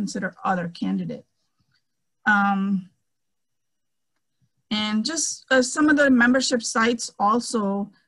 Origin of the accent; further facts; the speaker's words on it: India; English is a second language; moved away; I'm a girl from India